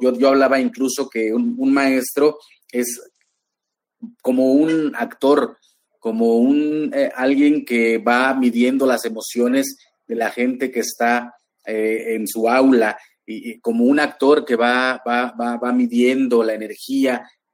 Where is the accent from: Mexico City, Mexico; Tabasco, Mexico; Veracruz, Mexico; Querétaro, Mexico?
Veracruz, Mexico; Huasteca Veracruzana, Mexico; mis orígenes allá en la Huasteca Veracruzana